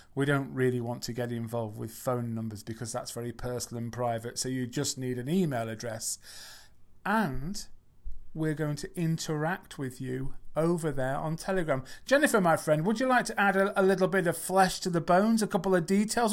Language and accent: English; England, United Kingdom; I'm not from America, I'm from England.